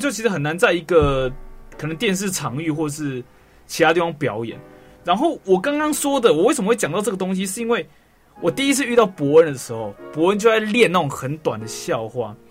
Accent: Taiwan; 跟我们台湾的歌手

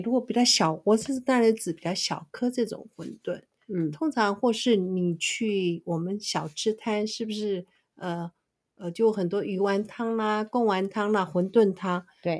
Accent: Taiwan; 我们本省人

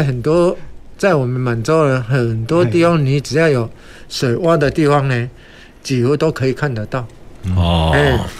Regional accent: Taiwan; 但是我们台湾人呢，就有一个很好的习惯，尝鲜美。

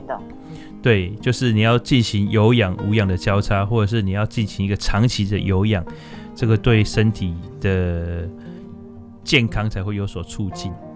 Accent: Taiwan; also born or lived in Jiangxi (ancestry); 因为我们村子还蛮特别的，就是我们的眷村里面，呃，外省的奶奶的比例是比较高的

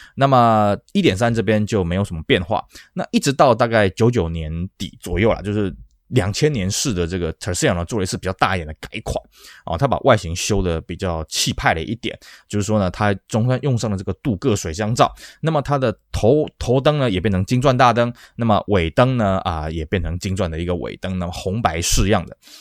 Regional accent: Taiwan; 尤其当时我们台湾人就觉得说，哎，车子要个屁股才看起来比较安全嘛

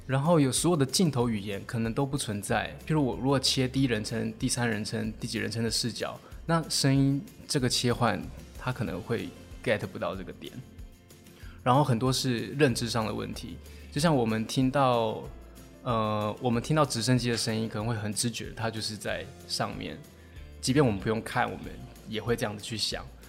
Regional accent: Taiwan; 我们台湾人就是在考试制度下都会觉得怕说

